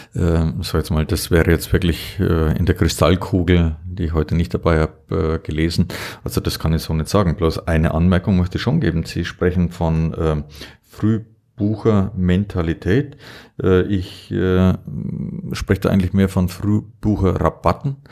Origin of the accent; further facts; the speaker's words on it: Allgäu, Germany; hier nur bei uns im Allgäu